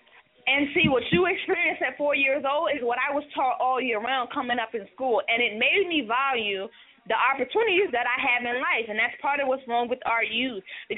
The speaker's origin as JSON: {"language": "English", "region": "the South", "country": "United States", "also_born_or_lived": "Florida", "said": "I'm from down south"}